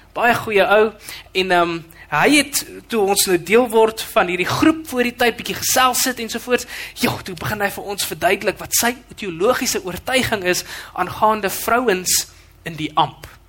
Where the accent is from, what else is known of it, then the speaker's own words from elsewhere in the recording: Western Cape, South Africa; now in Midstream, South Africa; ek kom van die Kaap af